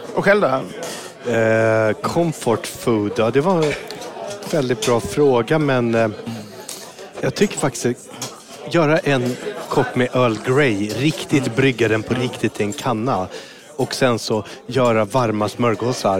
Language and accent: Swedish; Mölndal, Västra Götaland, Sweden; Jag är född på Mölndals BB utanför Göteborg